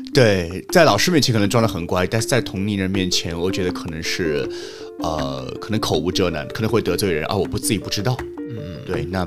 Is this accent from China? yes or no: yes; Shanghai, China; 我老家不是上海，但是我从小两岁就在上海，嗯，一直到高中。